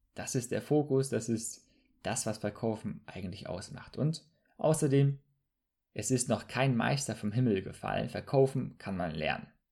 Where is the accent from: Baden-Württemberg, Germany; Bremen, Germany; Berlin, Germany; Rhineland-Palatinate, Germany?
Bremen, Germany; Bremerhaven; moved away as an adult; also born or lived in southern Germany; now in Hamburg, Germany; ich komme ursprünglich aus Bremerhaven, habe dann für drei Jahre im Süden studiert und jetzt lebe ich im schönen Hamburg.